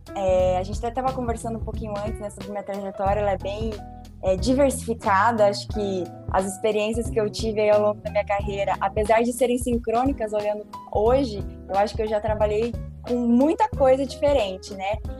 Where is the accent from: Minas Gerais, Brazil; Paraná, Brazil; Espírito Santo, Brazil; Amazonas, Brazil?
Paraná, Brazil; Foz do Iguaçu; also born or lived in Poland / Rio de Janeiro; Eu sou de Foz do Iguaçu, né, natural do Paraná